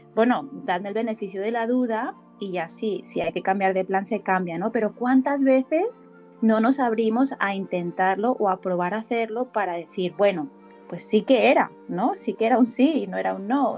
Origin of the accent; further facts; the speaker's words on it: Barcelona, Catalonia, Spain; coach de bienestar y soy de Barcelona, España.